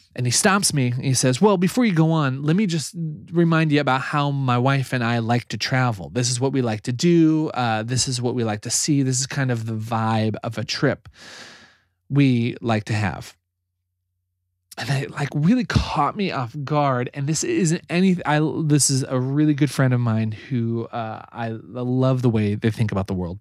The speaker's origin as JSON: {"language": "English", "region": "Nebraska", "country": "United States", "tie": "born or raised there", "said": "I grew up in Nebraska"}